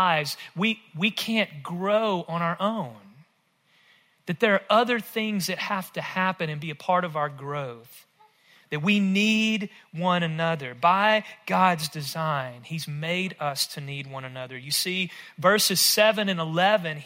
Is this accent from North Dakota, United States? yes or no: no; rural West Tennessee, United States; I grew up in rural West Tennessee, if my accent doesn't give it away